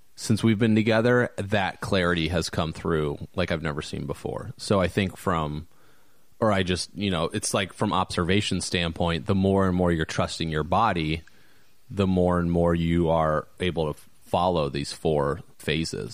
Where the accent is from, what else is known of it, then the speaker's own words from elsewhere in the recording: Valparaiso, Indiana, United States; moved away; a friend of mine that I went to high school with, actually, that I grew up with in Valpo